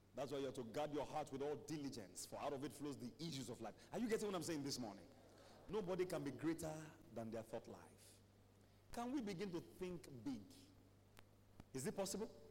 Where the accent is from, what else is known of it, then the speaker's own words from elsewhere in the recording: Ibadan, Oyo, Nigeria; growing up in Mokola